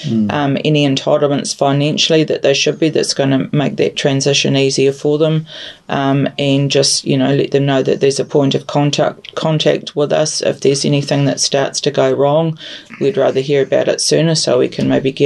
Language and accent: English; Christchurch, Canterbury, New Zealand; moved away; I'm from Christchurch